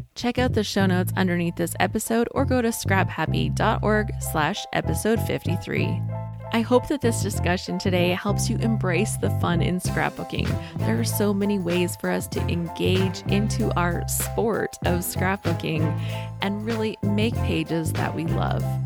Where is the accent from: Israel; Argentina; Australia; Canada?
Canada; I'm a Canadian